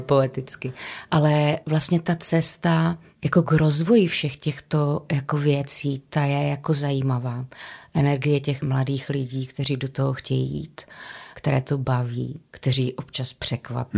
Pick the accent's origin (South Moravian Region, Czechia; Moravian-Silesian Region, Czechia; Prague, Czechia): Moravian-Silesian Region, Czechia; Karviná; also born or lived in Havířov; jsem rodačka z Karviné a od deseti let jsem žila v Havířově